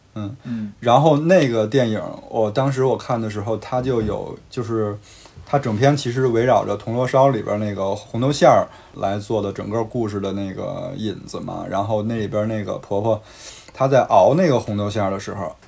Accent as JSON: {"language": "Chinese", "region": "Beijing", "country": "China", "tie": "born or raised there", "moved": "as an adult", "lives_now": "Chengdu, China", "said": "我们北京人嘛，尤其是北京人"}